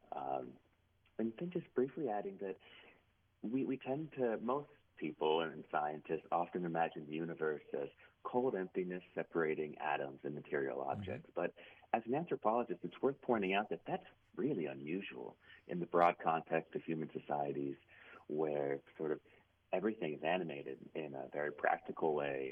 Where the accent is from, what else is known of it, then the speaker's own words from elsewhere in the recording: Cincinnati, Ohio, United States; moved away as an adult; also born or lived in Maine; now in Brunswick, Maine, United States; I'm in Maine now at Bowdoin College, but I'm born and raised in Ohio into my 20s from the Cincinnati area